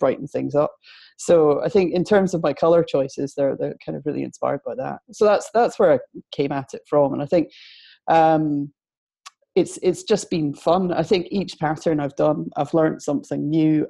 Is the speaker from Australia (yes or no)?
no; Edinburgh, Scotland, United Kingdom; accent: Scottish; moved away as an adult; now in Manchester, United Kingdom; I'm from Edinburgh, as you can tell. Moved to Manchester about 8 years